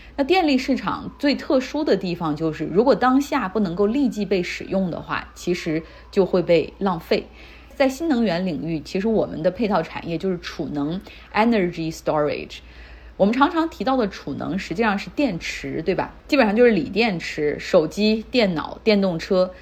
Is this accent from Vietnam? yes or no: no; Harbin, Heilongjiang, China; now in United States; 我家乡哈尔滨